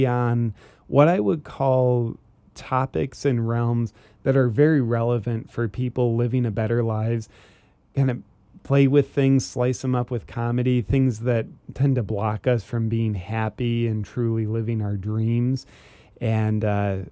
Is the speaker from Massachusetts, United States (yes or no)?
no; Ohio, United States; moved away; also born or lived in Charleston, South Carolina; I'm originally from Ohio, and I lived in Charleston, South Carolina for a while.